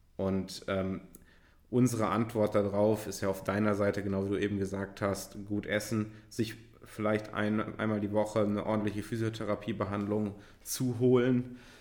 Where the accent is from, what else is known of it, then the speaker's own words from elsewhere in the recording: Göttingen, Lower Saxony, Germany; now in Hamburg, Germany; Es gab so einen Laden bei uns in Göttingen, Freestyle